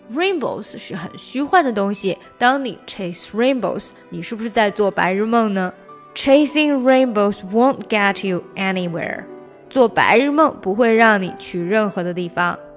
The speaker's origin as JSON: {"language": "Chinese", "country": "China", "said": "我们中国人"}